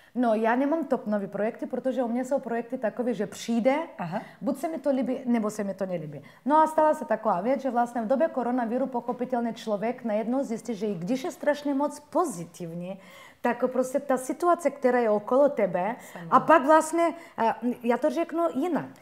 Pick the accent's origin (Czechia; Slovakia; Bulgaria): Bulgaria; Czech is a second language; now in Czech Republic; No, já jsem Turkyně z Bulharska.